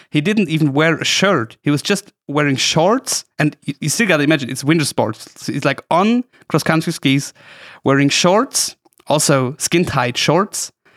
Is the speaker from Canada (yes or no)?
no; Oberstdorf, Bavaria, Germany; my hometown, Oberstdorf